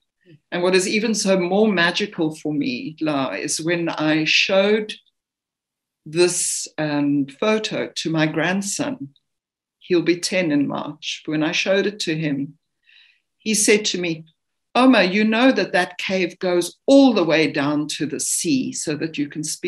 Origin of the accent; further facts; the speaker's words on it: South Africa; I mean, I come from South Africa. I'm not a great swimmer. I'm not a strong swimmer.